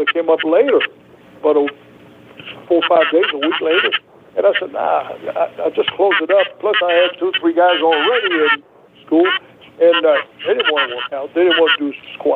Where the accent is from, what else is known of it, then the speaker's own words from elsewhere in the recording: Canada; accent: Canadian; English is a second language; also born or lived in Southern United States; now in United States; When I left Canada, man, I couldn't speak a word of English